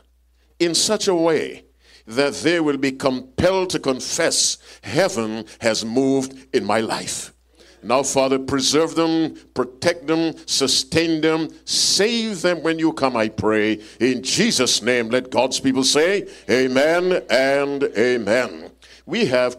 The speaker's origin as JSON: {"language": "English", "country": "Jamaica", "said": "I'm from Jamaica, too"}